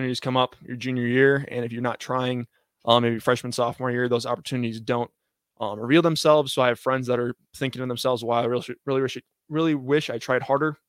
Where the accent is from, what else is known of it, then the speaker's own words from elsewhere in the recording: Annapolis, Maryland, United States; I was born in Annapolis